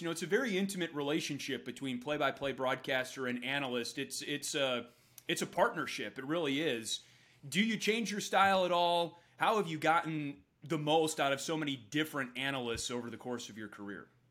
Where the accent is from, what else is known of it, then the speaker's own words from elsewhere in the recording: Wisconsin, United States; now in Chicago, United States; Growing up in Wisconsin without an NHL team, I spent my Sundays watching Kenny